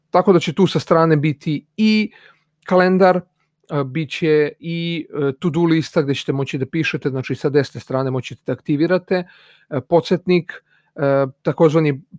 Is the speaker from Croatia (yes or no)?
no; Serbia